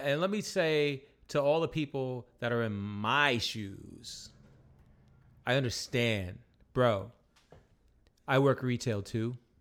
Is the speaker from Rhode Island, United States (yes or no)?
yes; Rhode Island, United States; We're from Rhode Island